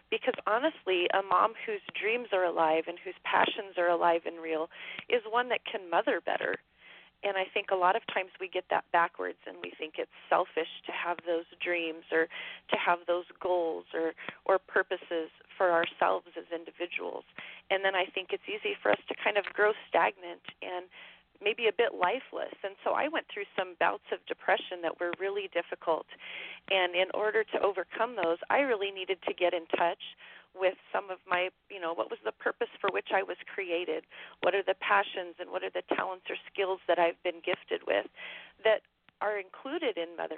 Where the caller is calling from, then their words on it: Wyoming, United States; I am calling from Wyoming, in the middle of nowhere.